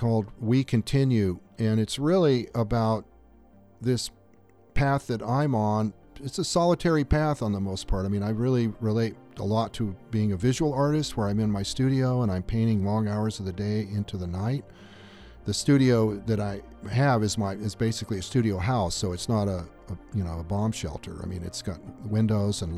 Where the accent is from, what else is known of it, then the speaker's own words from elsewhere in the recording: Southern California, United States; also born or lived in Australia; now in Tucson, United States; I grew up in Southern California deserts.